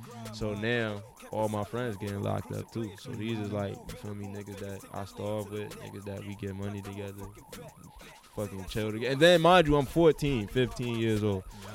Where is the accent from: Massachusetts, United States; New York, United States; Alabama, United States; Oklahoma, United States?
New York, United States; New York City; I'm from the Ville